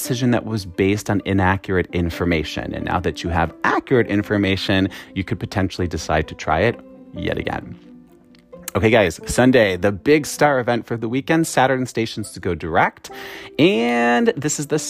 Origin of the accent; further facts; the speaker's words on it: Wisconsin, United States; accent: Wisconsin; everyone was making fun of my Wisconsin accent